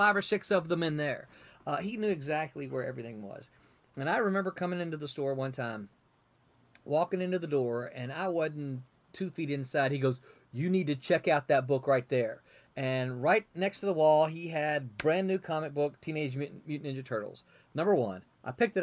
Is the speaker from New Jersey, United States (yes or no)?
no; Mississippi, United States; accent: Southern; moved away as an adult; also born or lived in Memphis, Tennessee / California; I'm from the South. I grew up in Mississippi, born in Memphis, grew up in Mississippi